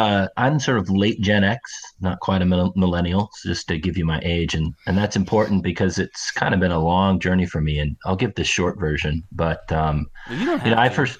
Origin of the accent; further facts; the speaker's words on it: Pacific Northwest, United States; I'm from the Pacific Northwest